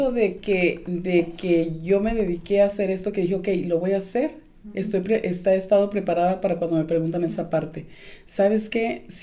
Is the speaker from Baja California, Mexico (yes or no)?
no; Durango, Mexico; now in Southern California, United States; yo vengo de Durango.